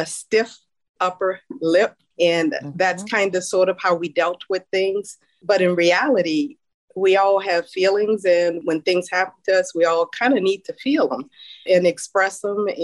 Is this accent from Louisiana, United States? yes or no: yes; New Orleans, Louisiana, United States; I grew up in New Orleans in an area called Pochetrain Park, and mother and daddy raised four of us.